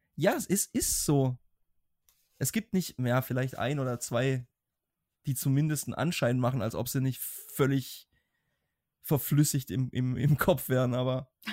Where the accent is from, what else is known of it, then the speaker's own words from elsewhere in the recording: Germany; gerade als Deutsche